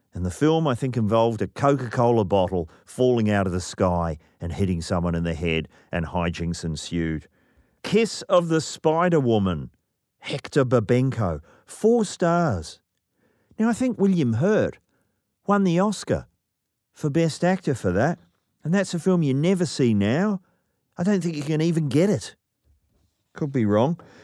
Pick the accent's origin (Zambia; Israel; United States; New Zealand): New Zealand; I'm from New Zealand.